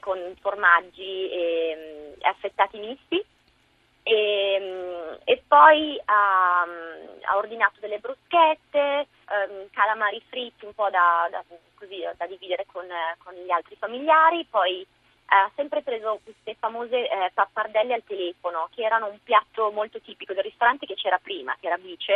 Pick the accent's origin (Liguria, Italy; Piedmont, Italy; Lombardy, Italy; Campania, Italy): Piedmont, Italy; Biella; moved away as an adult; also born or lived in Milan, Italy / London, United Kingdom / Florida, United States; now in New York, United States; io, essendo biellese